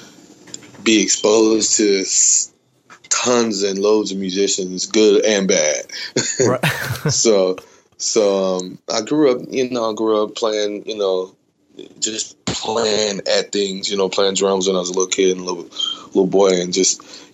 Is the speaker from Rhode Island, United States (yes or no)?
no; Dallas, Texas, United States; I'm born and raised in Dallas, Texas. So I grew up in that area